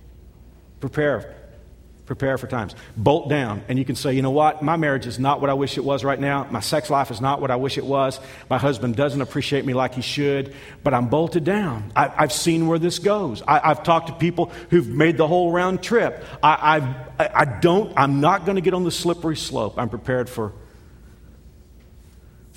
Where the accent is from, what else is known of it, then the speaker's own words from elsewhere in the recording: Texas, United States; moved away; I'm from Texas.